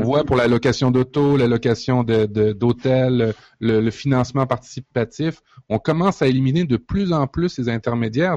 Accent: Canada; chez nous, au Canada

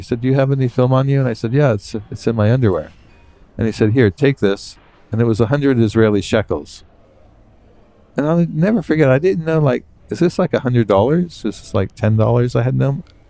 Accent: Beirut, Beirut Governorate, Lebanon; I said, I'm a Newsweek correspondent. I'm from Beirut.

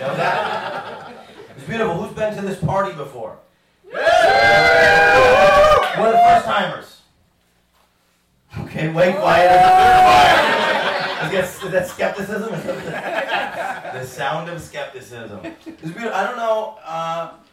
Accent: New York, United States; I'm from New York State.

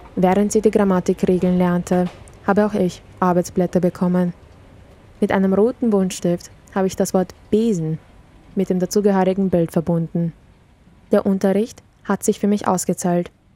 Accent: Vienna, Austria; also born or lived in Serbia; Kindergarten, Volksschule und Gymnasium. Wir beide haben unseren gesamten Bildungsweg in Österreich durchlaufen.

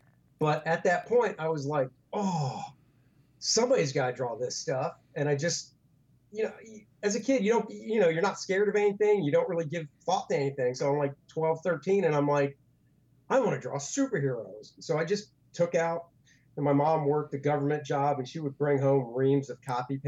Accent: Beltsville, Maryland, United States; Maryland, right outside of DC.

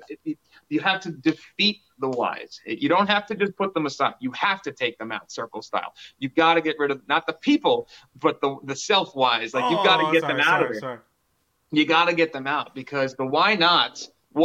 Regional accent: Brick, New Jersey, United States; they filmed part of Chasing Amy in my hometown of Brick, New Jersey. I grew up in Brick

